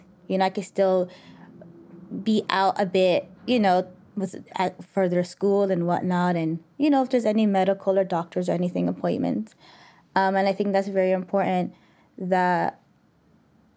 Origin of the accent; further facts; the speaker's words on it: Canada; moved away; I told them I'm from Canada